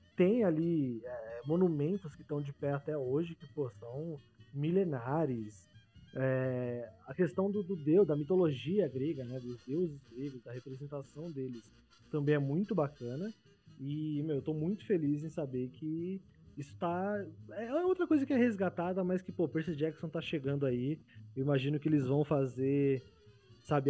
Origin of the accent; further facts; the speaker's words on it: Paulista, São Paulo, Brazil; Paulista é muito a gente acha que a gente sabe de tudo